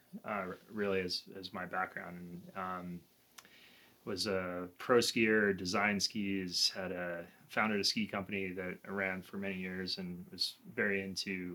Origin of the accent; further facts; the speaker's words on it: New York City, New York, United States; moved away; also born or lived in the American West; I grew up in New York City